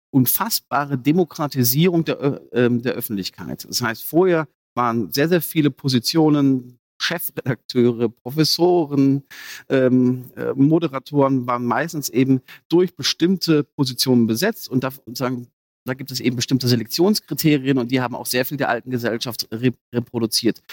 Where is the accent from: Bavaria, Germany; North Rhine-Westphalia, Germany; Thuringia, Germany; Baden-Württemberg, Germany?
North Rhine-Westphalia, Germany; Ruhr area; Ich komme vom Dorf, aus dem Ruhrgebiet